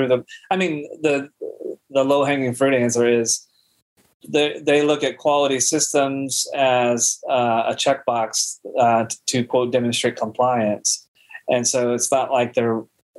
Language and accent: English; Midwest, United States; I grew up in the Midwest